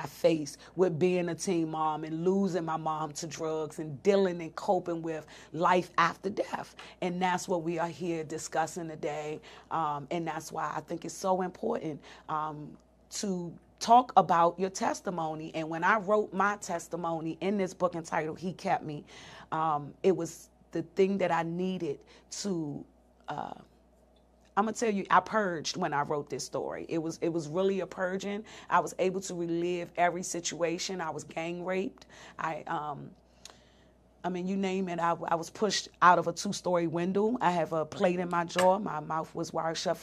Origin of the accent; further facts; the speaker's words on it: Washington, District of Columbia, United States; I was raised in Southeast DC